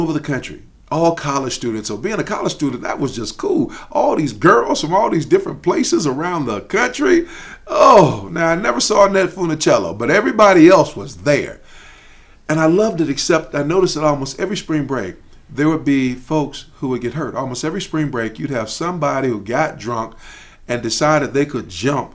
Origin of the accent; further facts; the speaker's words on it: Chicago, Illinois, United States; moved away as an adult; also born or lived in Daytona Beach, Florida; I'm from Chicago